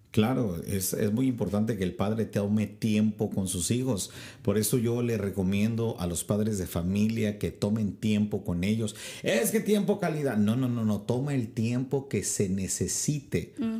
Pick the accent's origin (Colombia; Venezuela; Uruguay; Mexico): Mexico; en mi país, México